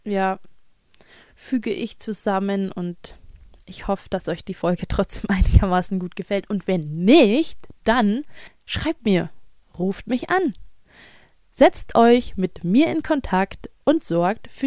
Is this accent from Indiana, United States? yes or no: no; Kentucky, United States; born there; Ich bin kein New York Bronx Kid. Ich bin in Kentucky geboren und ähm, spreche Schulenglisch, ja.